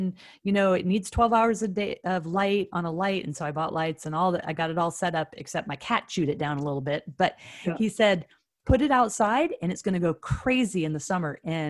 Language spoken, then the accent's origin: English; Anchorage, Alaska, United States; I grew up on University Park.